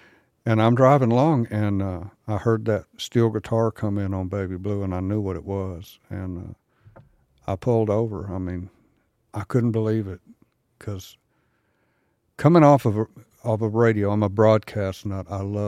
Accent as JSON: {"language": "English", "town": "San Antonio", "region": "Texas", "country": "United States", "said": "No, I'm from Texas, and I'll tell you what, I think this will make sense to you. Being from San Antonio, that's a wide open kind of a desert area."}